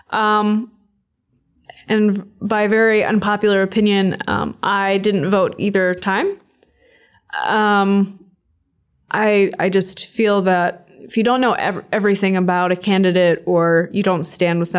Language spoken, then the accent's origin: English; Michigan, United States; moved away as an adult; now in Moscow, Russia; I was born in Moscow in 1994, and um, I was adopted in 1995 by American parents, and um, I've lived in Michigan ever since with them um, for 22 years.